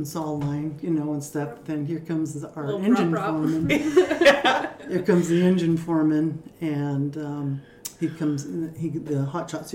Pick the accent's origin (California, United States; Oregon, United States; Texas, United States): Oregon, United States; Lebanon and Hermiston area; born or raised there